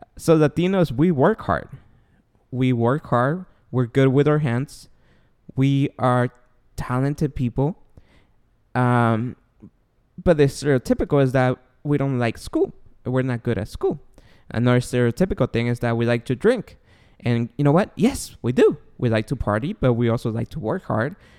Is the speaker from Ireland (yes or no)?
no; Guatemala; English is a second language; moved away; I was born and raised in Guatemala. Therefore, my accent and my E S L will come out here and there.